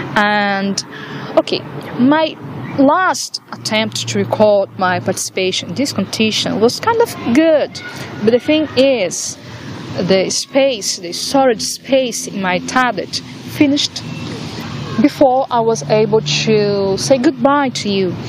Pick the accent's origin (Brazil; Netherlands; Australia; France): Brazil; English is a second language; moved away as an adult; now in Ireland; i come from Brazil to study in Ireland for one year to improve my English.